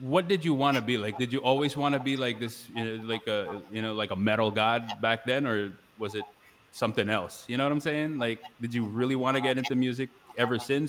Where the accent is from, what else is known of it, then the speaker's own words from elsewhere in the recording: Pampanga, Central Luzon, Philippines; family's over here in my hometown